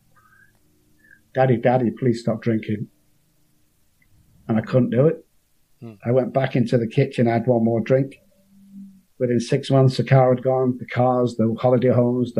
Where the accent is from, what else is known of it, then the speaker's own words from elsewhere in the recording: Manchester, North West England, United Kingdom; I come from Moss Side in Manchester, a bit like Beirut with lights